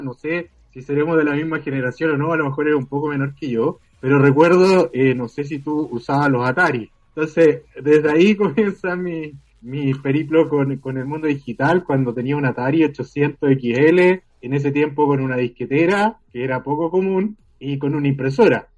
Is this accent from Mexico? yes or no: no; Chile; yo soy abogado, soy de Chile y trabajo actualmente en el Ministerio Público